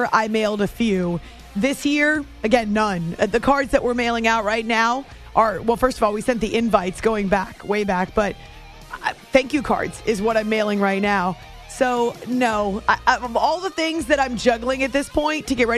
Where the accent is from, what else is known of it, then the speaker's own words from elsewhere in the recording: New Hampshire, United States; I grew up in New Hampshire